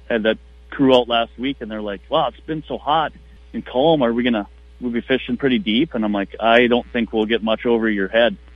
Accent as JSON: {"language": "English", "town": "Ashby", "region": "Minnesota", "country": "United States", "tie": "born or raised there", "said": "fished these couple lakes right next to my hometown in Ashby"}